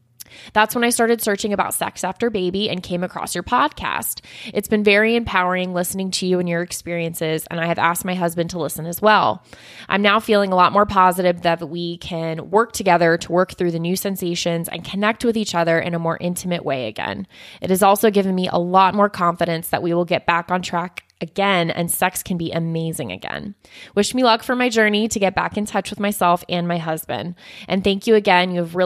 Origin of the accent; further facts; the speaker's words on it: New Zealand; I'm from New Zealand